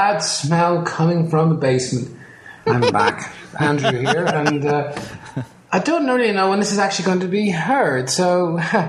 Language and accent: English; Ireland; As an Irish person